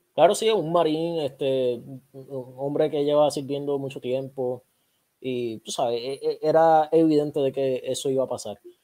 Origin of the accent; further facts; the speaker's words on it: Puerto Rico; somos puertorriqueños, pero somos parte de Estados Unidos